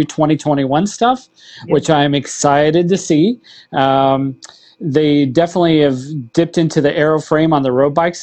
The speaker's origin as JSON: {"language": "English", "region": "Central Illinois", "country": "United States", "tie": "born or raised there", "said": "I grew up in Illinois, Central Illinois"}